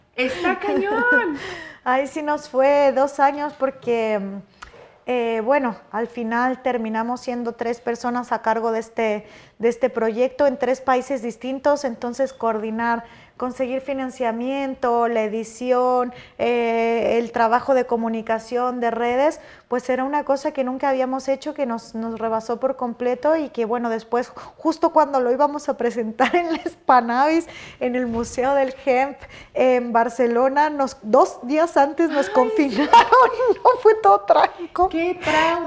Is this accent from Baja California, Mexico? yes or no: no; Michoacán, Mexico; moved away; soy michoacana, de un país así, tipo, eh, un país, un estado súper productor de, marihuana